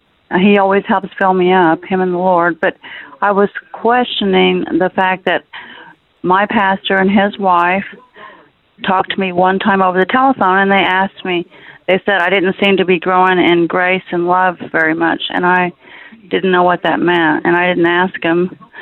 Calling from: Missouri, United States; I'm from Missouri, and I have a question for Randy.

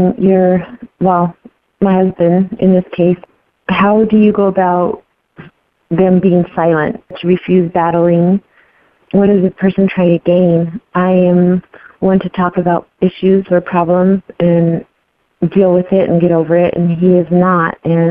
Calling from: Arizona, United States; I'm listening from Arizona

